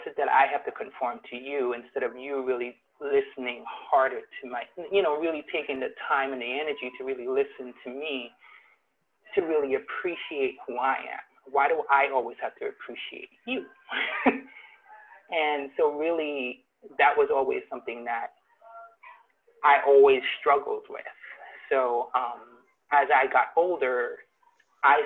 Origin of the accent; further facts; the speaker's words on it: Trinidad & Tobago; now in United States; I'm originally from Trinidad, and coming from Trinidad to the U.S.